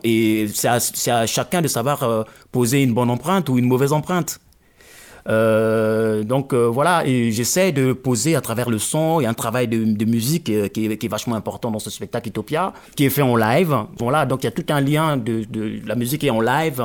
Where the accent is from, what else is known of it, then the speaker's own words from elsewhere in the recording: Pointe-Noire, Republic of the Congo; moved away; also born or lived in Brazzaville; je parle Munukutuba, qui est la langue de Pointe-Noire